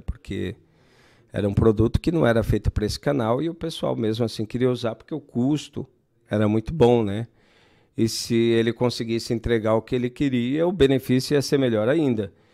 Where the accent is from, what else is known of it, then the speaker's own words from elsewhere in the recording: Brazil; Minha mãe tem uma escola lá na Zona Sul. Uhum. E foi onde eu nasci, onde a gente morou bastante tempo tal